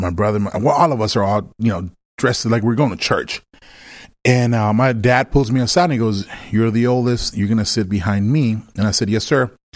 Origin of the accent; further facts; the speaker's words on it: Villahermosa, Tabasco, Mexico; now in Texas, United States; I was born in Mexico, um, I was born in a, in a small place called Villahermosa, Tabasco, which is close to Cancun